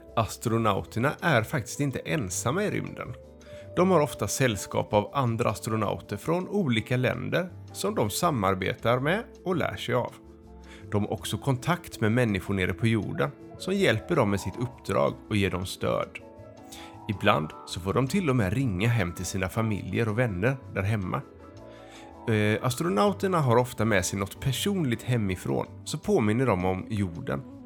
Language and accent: Swedish; Västra Torup, Skåne, Sweden; Jag kommer ifrån Västra Torup